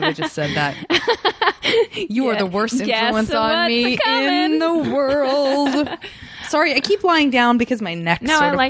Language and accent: English; Arizona, United States; I'm from Arizona